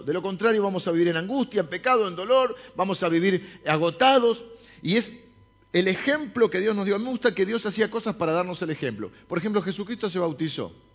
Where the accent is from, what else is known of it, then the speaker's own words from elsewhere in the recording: La Plata, Buenos Aires Province, Argentina; yo nací en La Plata, mi hermana también